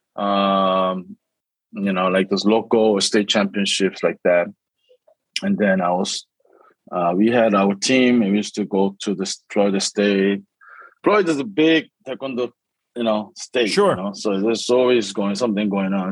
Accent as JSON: {"language": "English", "region": "São Paulo", "country": "Brazil", "tie": "born or raised there", "also_born_or_lived": "Korea", "moved": "yes", "said": "when I was uh, first grade, right? So I was seven, eight years old. Uh, I moved to Brazil"}